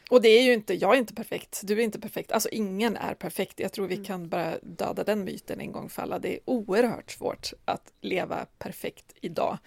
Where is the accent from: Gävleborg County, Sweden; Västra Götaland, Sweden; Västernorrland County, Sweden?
Västernorrland County, Sweden; Medelpad, southern Norrland; now in Stockholm, Sweden; jag kom från södra Norrland, liksom medelpad och hade exakt noll kontakter i Stockholm när jag flyttade hit.